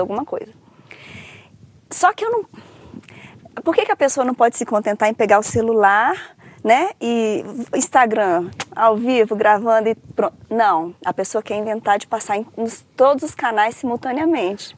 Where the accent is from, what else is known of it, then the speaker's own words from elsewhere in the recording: Brasília, Federal District, Brazil; also born or lived in Rio de Janeiro / São Paulo / Viçosa; eu falo que eu sou de Brasília porque eu vim para Brasília com três anos de idade